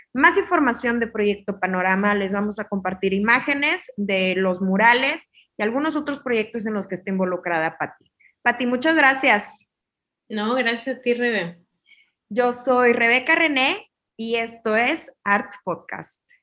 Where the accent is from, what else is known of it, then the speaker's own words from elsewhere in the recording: Mexico; para nosotros como mexicanos